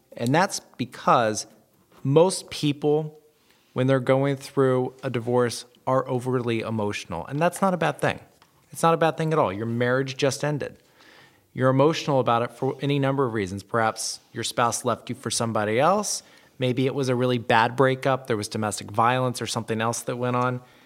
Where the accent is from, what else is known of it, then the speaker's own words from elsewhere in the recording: the South, United States; I'm from the South. we add all kinds of letters and syllables to all kinds of words